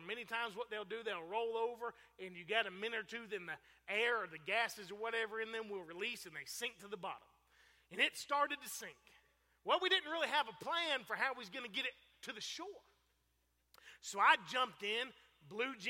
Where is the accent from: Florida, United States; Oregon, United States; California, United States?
Florida, United States; Fort Pierce; I grew up in Fort Pierce, Florida, same place that Preacher Malcolm is from